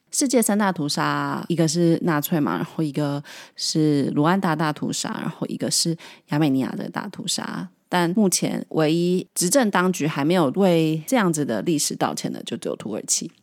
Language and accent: Chinese; Taiwan; 身为台湾人的我们